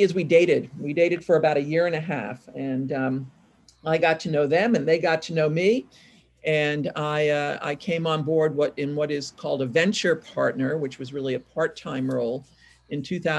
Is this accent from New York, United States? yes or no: yes; New York, United States; also born or lived in California; now in Portland, United States; I'm originally from New York